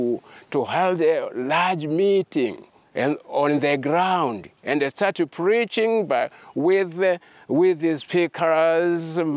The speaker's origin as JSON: {"language": "English", "country": "Tanzania", "said": "I come from Tanzania."}